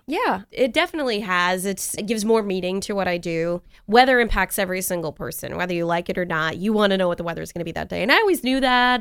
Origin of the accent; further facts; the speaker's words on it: New York, United States; moved away; I grew up in New York. We had nor'easters